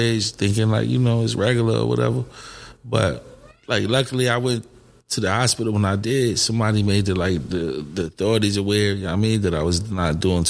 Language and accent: English; Hartford, Connecticut, United States; I'm from Hartford, Connecticut. I'm from the North End. I grew up in the Ville.